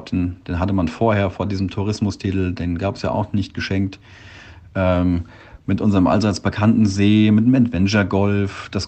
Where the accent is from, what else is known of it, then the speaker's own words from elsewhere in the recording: Glashütten, Hesse, Germany; now in Gedern, Germany; Aber ich bin in Glashütten quasi in der Nachbarschaft in der unmittelbaren groß geworden. Bin hier in die Schule gegangen und lebe mittlerweile auch schon ein paar Jährchen hier